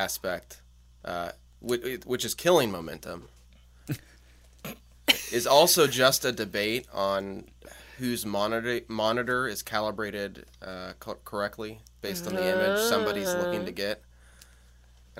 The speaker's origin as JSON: {"language": "English", "town": "Portland", "region": "Oregon", "country": "United States", "tie": "born or raised there", "said": "I'm actually from Portland, Oregon. I've been here my entire life"}